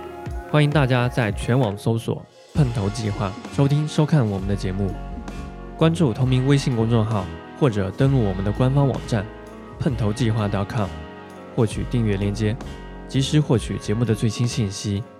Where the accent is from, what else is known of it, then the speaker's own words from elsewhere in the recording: southern China, China; 原谅我是一个南方人。